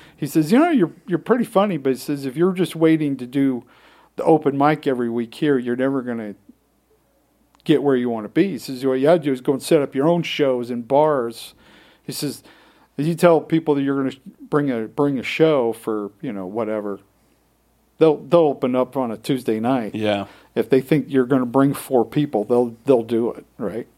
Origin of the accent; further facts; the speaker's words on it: Utah, United States; growing up in Utah, very different than most places